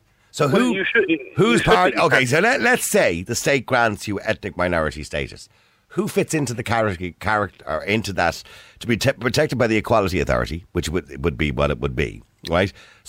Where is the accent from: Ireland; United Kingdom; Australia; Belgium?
Ireland; Dublin, Leinster; I was born in Dublin. I don't know where, a mother and baby home, as far as I know, right? So we're both the same ethnicity. We're both Irish. We're both white.